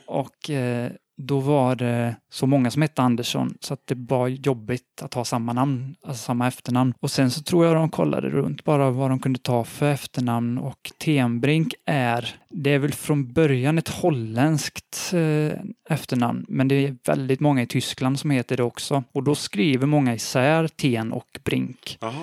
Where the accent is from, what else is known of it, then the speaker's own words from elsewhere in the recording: Borås, Västra Götaland, Sweden; Jag kommer från Borås